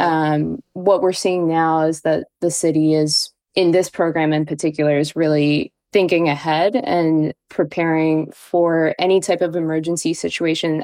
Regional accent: Baltimore, Maryland, United States; moved away; I am from Baltimore.

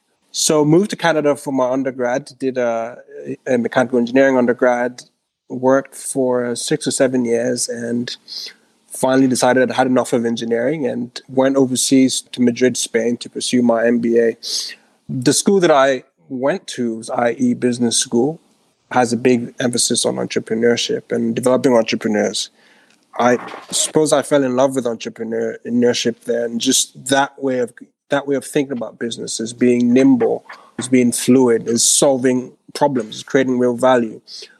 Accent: Ghana; also born or lived in Switzerland; So I grew up in Ghana, as I mentioned. Lived there. Well, actually spent a bunch of my childhood in Switzerland. My mom moved when I was 14.

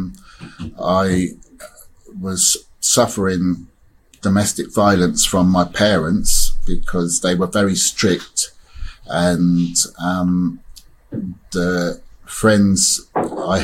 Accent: Oxford, South East England, United Kingdom; also born or lived in Caribbean; I was born in Oxford, taken to the Caribbean until I was 3 years old. Came back to Oxford, and it was a racist time. There wasn't many black people around. And I grew up with gangs.

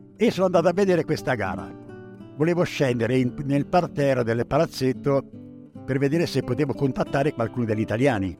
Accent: Pescia, Tuscany, Italy; moved away as an adult; also born or lived in Paris, France; Vengo da Pescia

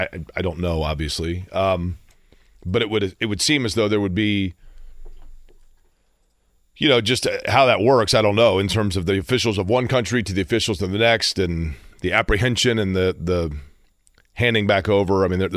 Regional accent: Denver, Colorado, United States; Well, I do actually when the Rockies are in town because I grew up in Denver.

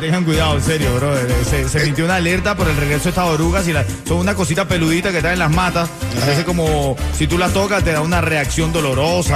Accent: Venezuela; now in Miami, United States; como venezolano

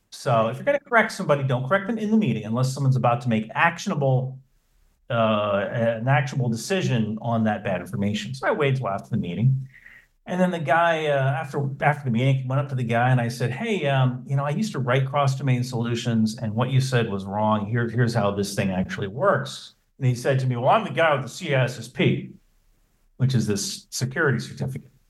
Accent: New Jersey, United States; so I, I grew up in New Jersey.

